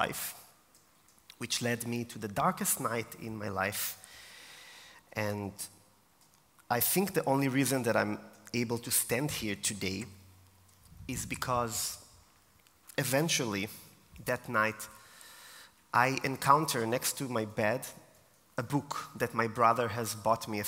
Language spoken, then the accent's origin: English; Israel; moved away as an adult; now in Austria; I am from Israel originally, and I came to Austria 4 years ago